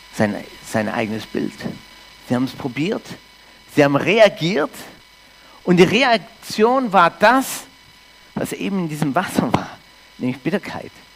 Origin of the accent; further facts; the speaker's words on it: Canada; also born or lived in Norderstedt, Germany; now in Füssen, Germany; ich komme aus Kanada ursprünglich, bin Deutsch-Kanadier in Kanada aufgewachsen